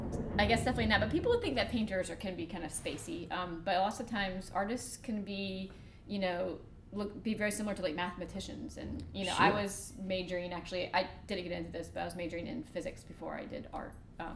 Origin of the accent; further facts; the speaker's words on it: Florida, United States; moved away; I don't really like to tell people I'm from Florida